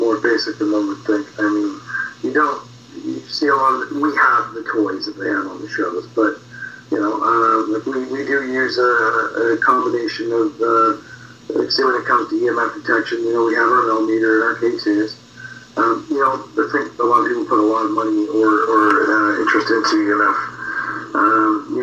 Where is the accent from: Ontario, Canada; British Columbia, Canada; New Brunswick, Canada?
Ontario, Canada; just outside of Toronto; I moved back to my hometown, like I'm just outside of Toronto